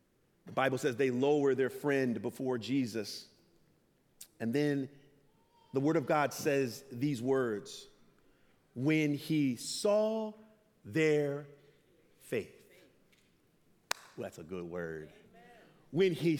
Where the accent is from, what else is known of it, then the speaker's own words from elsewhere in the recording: Loma Linda, California, United States; I'm from Loma Linda.